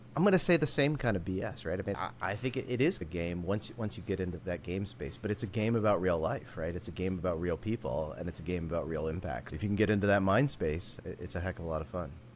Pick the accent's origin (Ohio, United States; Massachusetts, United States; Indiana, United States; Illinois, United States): Indiana, United States; Warwick County, rural; I actually grew up in Indiana. Uh, so I grew up in it, depending on how you think about it, rural Indiana, Warwick County